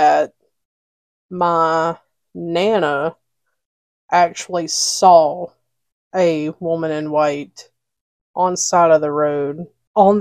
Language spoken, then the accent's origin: English; Alabama, United States; accent: southern